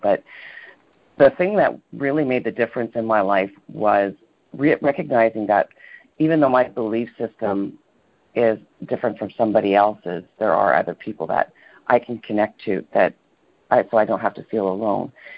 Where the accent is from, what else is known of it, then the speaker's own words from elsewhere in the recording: Toronto, Ontario, Canada; moved away; I was born in Toronto, and for the most part, grew up in Toronto.